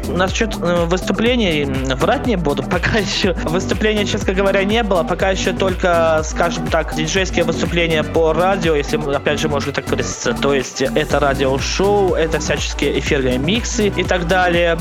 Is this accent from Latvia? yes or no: no; Smalyavichy, Minsk Region, Belarus; я не совсем из Минска, я из города Смолевичи, это Минская область